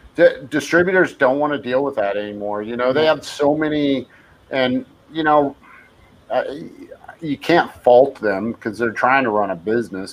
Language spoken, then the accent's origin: English; San Francisco Bay Area, California, United States; I grew up in the Bay Area and I mm-hmm. San Francisco Bay Area